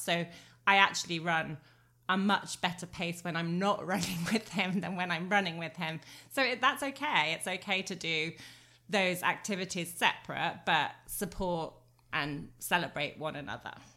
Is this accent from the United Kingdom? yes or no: yes; England, United Kingdom; moved away; I was born in England, not raised to run in these kind of temperatures